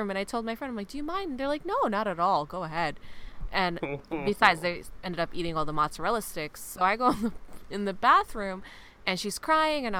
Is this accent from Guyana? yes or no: yes; Guyana